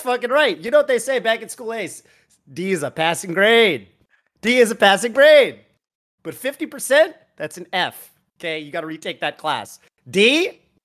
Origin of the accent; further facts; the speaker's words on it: Northern California, United States; I'm from NorCal